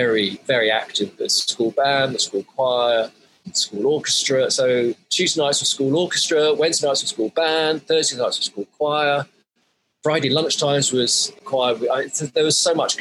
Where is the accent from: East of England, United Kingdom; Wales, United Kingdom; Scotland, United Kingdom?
East of England, United Kingdom; Colchester; I grew up in Colchester in Essex, where my parents still are based